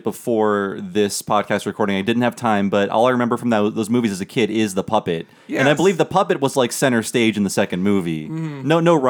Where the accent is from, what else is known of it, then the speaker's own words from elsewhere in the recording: Midwest, United States; I have lots of fond old mill memories growing up in the Midwest